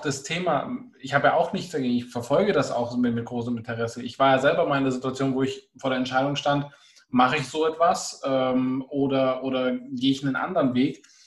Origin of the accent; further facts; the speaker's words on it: Augsburg area, Bavaria, Germany; ich komme aus dem Augsburger Raum